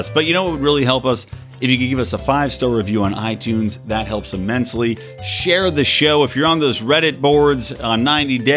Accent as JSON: {"language": "English", "town": "Philadelphia", "region": "Pennsylvania", "country": "United States", "said": "he's from Philly. I'm from Philly. We're Philly guys."}